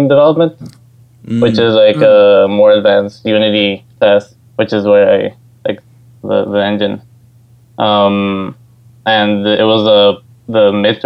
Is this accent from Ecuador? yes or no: yes; Ecuador; moved away as an adult; now in New York, United States; I come from Ecuador in South America, and I'm actually studying right now at NYU in New York